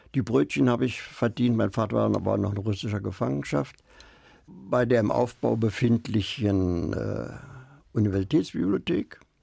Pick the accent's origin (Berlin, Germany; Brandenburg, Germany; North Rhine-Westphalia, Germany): Berlin, Germany; ich bin Berliner, der Blockadewinter